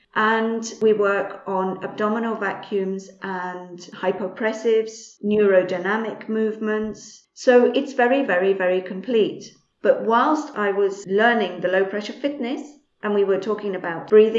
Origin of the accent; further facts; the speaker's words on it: Spain; also born or lived in England; because I'm English. I was born in England and my parents are English as well. But I came out to Spain when I was roughly around 3 years old. So I've basically lived in Spain all my life.